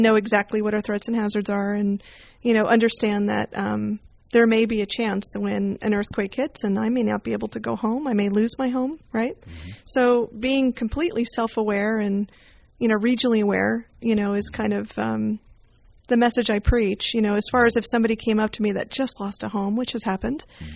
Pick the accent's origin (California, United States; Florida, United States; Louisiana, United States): California, United States; Bay Area; I did grow up in the Bay Area